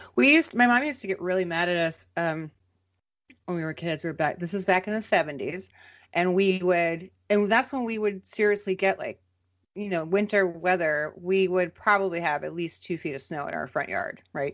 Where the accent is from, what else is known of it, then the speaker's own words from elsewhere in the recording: Minnesota, United States; I am a Minnesotan